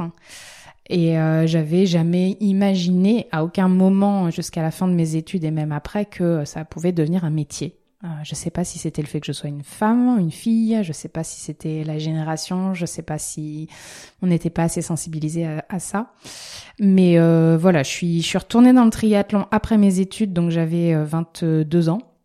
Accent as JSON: {"language": "French", "town": "La Rochelle", "region": "Nouvelle-Aquitaine", "country": "France", "said": "je suis originaire de La Rochelle"}